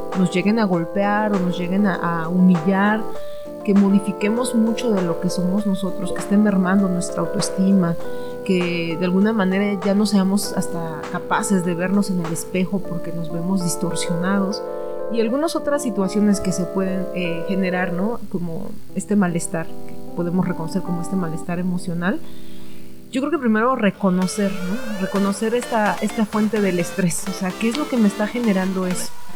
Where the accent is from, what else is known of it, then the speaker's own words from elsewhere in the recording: Mexico; somos mexicanos, mexicanas